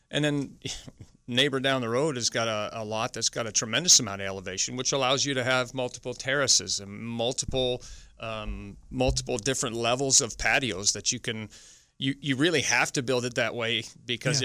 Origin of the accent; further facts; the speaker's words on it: Ottawa, Ontario, Canada; moved away; I'm from Ottawa originally.